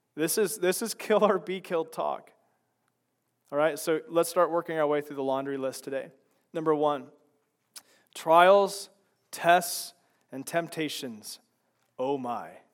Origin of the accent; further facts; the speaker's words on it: Chicago, Illinois, United States; now in Lynden; I come from Chicago